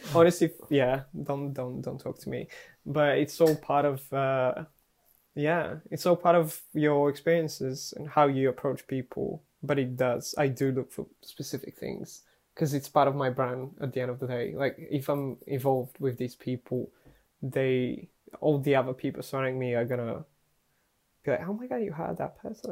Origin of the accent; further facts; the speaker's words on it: Bulgaria; moved away; when I was growing up in Bulgaria